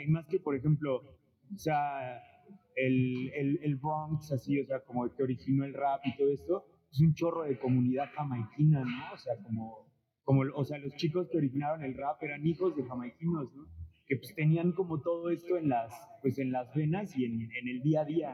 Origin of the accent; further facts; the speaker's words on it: Puebla, Mexico; now in Xalapa, Mexico; yo, o sea, soy de Puebla